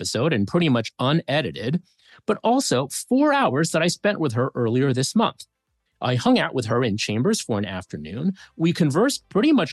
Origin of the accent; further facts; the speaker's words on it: New York City, New York, United States; we were both born in New York City